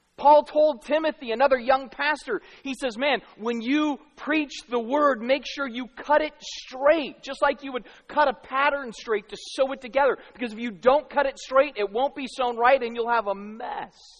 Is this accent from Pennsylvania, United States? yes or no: no; Arizona, United States; moved away; I grew up in Arizona